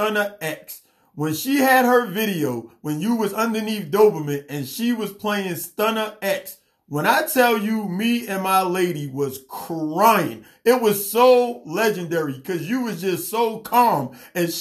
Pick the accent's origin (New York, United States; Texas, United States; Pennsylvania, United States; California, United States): New York, United States; my hometown, New York